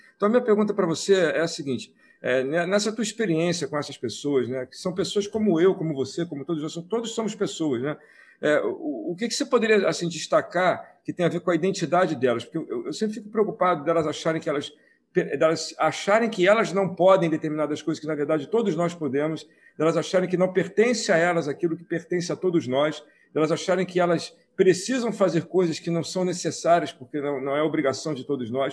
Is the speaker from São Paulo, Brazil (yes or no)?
no; Nilópolis, Rio de Janeiro, Brazil; also born or lived in Paulo de Frontin, Rio de Janeiro; now in Rio de Janeiro, Brazil; eu morei em Nilópolis por qua, mais de trinta anos, que é na Baixada Fluminense, né? Nasci em Paulo de Fronten, que é, nem era município, era, pertencia a Paracambi